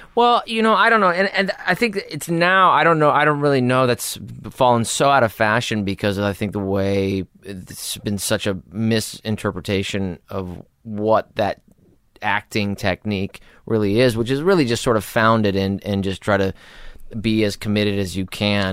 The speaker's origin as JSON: {"language": "English", "town": "Los Angeles", "region": "California", "country": "United States", "tie": "born or raised there", "said": "I was born in Hollywood, raised in North Hollywood"}